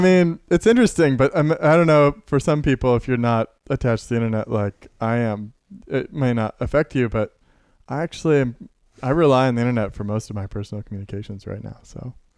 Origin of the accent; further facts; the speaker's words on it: Carbondale, Illinois, United States; I was born in Carbondale